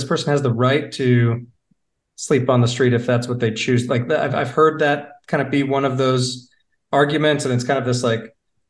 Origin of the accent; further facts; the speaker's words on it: Michigan, United States; now in Charlotte, United States; Whereas like Charlotte, I remember I came from Michigan. So my, you know, my reference point for big cities was Detroit, but mostly actually Chicago.